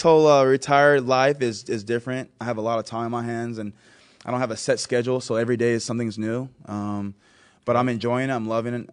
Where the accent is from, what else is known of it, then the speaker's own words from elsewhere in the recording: Texas, United States; moved away as an adult; now in Buffalo, United States; I am from Texas, I live in Buffalo